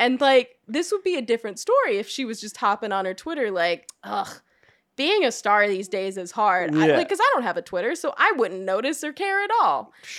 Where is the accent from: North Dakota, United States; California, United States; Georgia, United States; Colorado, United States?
Georgia, United States; Atlanta; I was raised in Atlanta, Georgia.